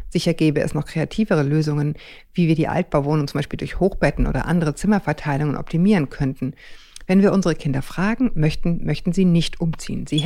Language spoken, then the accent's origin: German; Northern Germany, Germany; wir kommen ja beide aus Norddeutschland, Julia, ne?